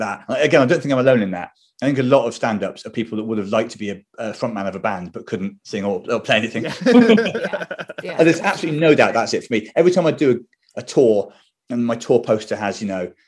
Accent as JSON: {"language": "English", "town": "Bristol", "region": "South West England", "country": "United Kingdom", "tie": "born or raised there", "said": "Growing up in Bristol, a lot of the family was Welsh."}